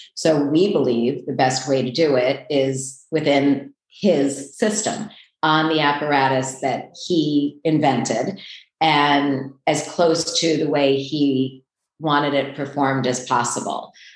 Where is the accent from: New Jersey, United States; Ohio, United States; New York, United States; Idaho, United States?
New York, United States; New York City; also born or lived in Port Washington, New York; I grew up in Queens, which is not far from here